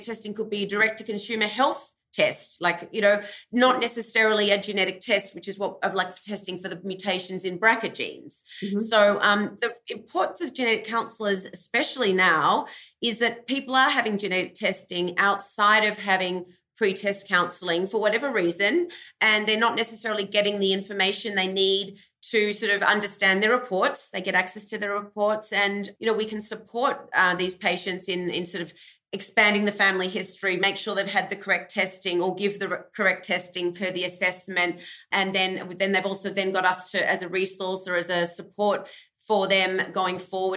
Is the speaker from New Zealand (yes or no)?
no; Australia; moved away as an adult; also born or lived in Melbourne, Australia; now in United States; I grew up in Australia, hence my accent.